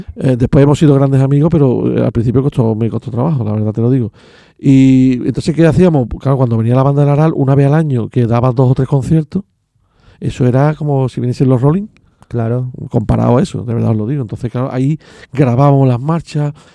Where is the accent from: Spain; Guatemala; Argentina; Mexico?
Spain; Seville, Andalusia; now in Castilleja de la Cuesta, Spain; Yo nací en La Macarena, pero yo me crié en San Román, Pumarejo, eh, San Marco